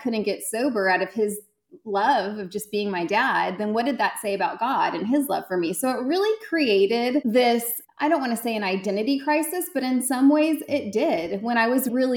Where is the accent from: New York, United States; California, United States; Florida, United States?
California, United States; Central Valley; moved away as an adult; also born or lived in Connecticut; now in Dallas-Fort Worth, Texas, United States; I grew up in California. I grew up in Central California, the Central Valley